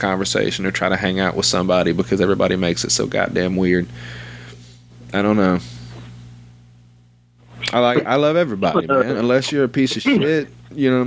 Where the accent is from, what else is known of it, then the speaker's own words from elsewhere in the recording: North Little Rock, Arkansas, United States; also born or lived in Sherwood, Arkansas / Maumelle, Arkansas; I was born in North Little Rock. And I've lived in a few towns here around Central Arkansas, but I've lived here my whole life